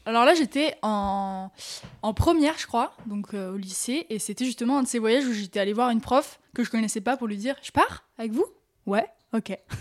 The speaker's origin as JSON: {"language": "French", "country": "France", "said": "on vient de France"}